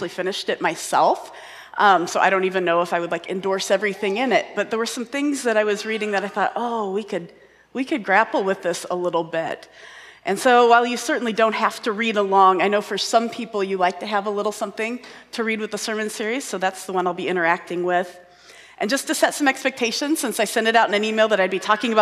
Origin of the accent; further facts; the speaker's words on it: Indianapolis, Indiana, United States; moved away; also born or lived in Minnesota; I grew up in Indianapolis